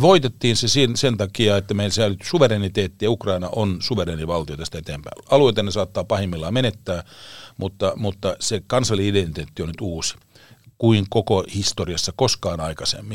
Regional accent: Finland; mä olen Suomesta

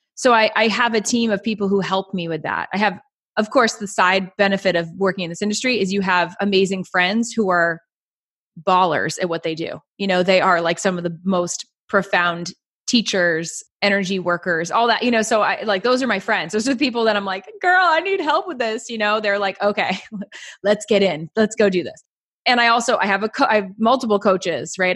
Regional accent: Lake Winnipesaukee, New Hampshire, United States; I have a huge history of growing up on Lake Winnipesaukee

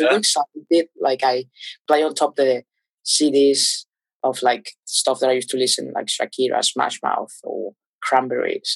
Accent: Caracas, Capital District, Venezuela; English is a second language; moved away as an adult; also born or lived in Portugal; I was born in Caracas, in the capital

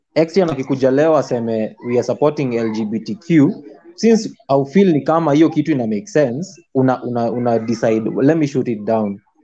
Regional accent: Siaya, Siaya County, Kenya; moved away; mi ushago kwetu ni siaya

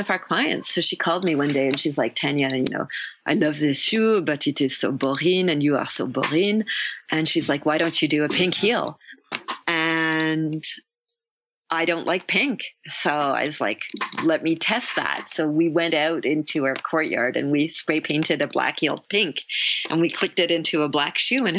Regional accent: Canada; moved away as an adult; now in Paris, France; I'm Canadian and I live in Paris. And I think it would be difficult to take the Canadian out of me

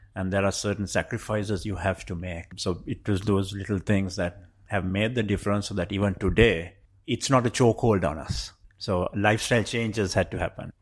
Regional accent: Sri Lanka; moved away as an adult; also born or lived in Colombo, Sri Lanka; now in London, United Kingdom; I come from Sri Lanka.

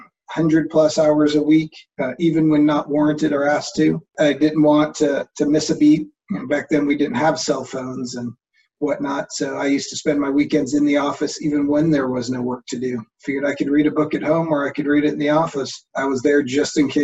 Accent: Bakersfield, California, United States; I grew up in Bakersfield, California

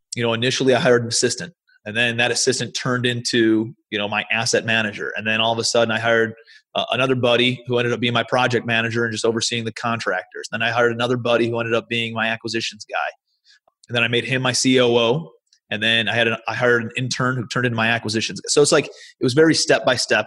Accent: Cleveland, Ohio, United States; moved away as an adult; also born or lived in New York City; I'm from Cleveland, Ohio originally. That's where I live now.

